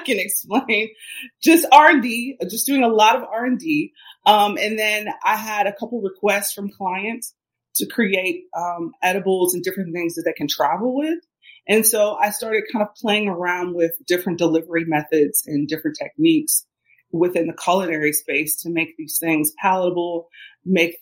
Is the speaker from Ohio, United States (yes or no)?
yes; Cincinnati, Ohio, United States; I grew up in Ohio. I grew up in Cincinnati, Ohio